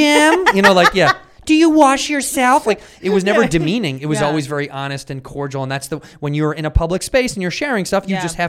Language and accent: English; Chicago, Illinois, United States